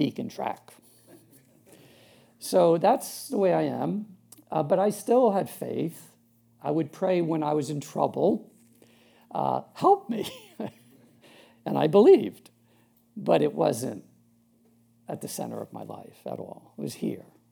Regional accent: Long Island, New York, United States; so I'm from Long Island, New York, originally. Born up in the 60s, pretty rough time. Brought up Catholic

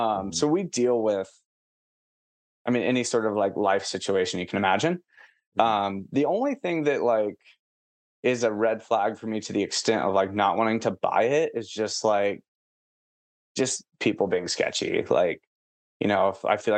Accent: Portsmouth, Ohio, United States; now in San Antonio, United States; my hometown's Portsmouth. So by like Kentucky and West Virginia, like I was probably like 10 minutes from Kentucky growing up.

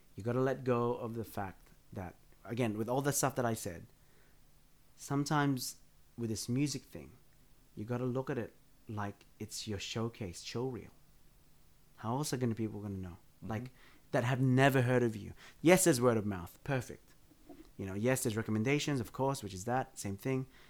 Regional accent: Blacktown, New South Wales, Australia; I grew up out in Blacktown

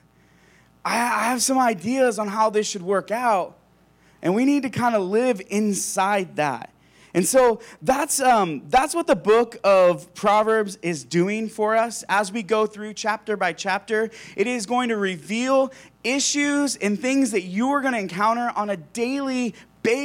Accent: La Crosse, United States; I grew up in La Crosse, about an hour from here. It's a farm town right in the middle of a wheat field

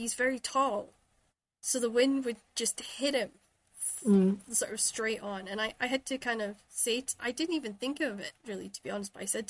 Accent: Shetland, Scotland, United Kingdom; But if I say I'm from Shetland, they say, "Oh, is that Ireland or Wales?" They don't quite realize that Scotland goes further

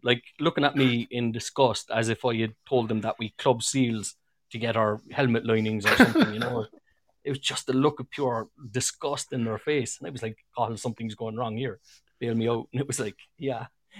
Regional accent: Cork, Munster, Ireland; accent: Cork; only one of them had enough English to translate my Cork accent.

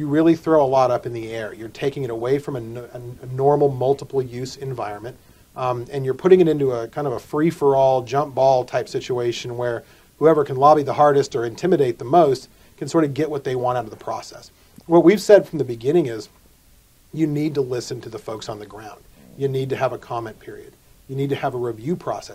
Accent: Arizona, United States; I'm from Arizona

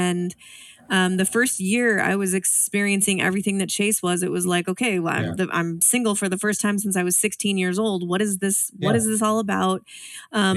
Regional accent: Spokane, Washington, United States; also born or lived in Seattle; I actually moved back home to my hometown, Spokane, Washington

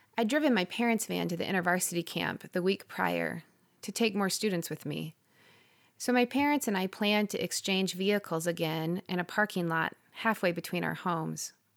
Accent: Parkersburg, Iowa, United States; moved away; This town was where I'd grown up

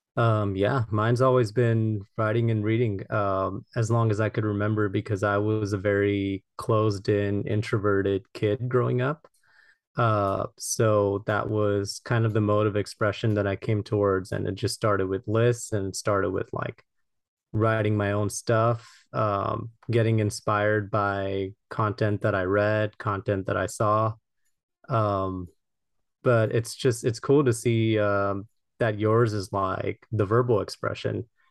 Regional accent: Los Angeles, California, United States; I'm from Los Angeles, California

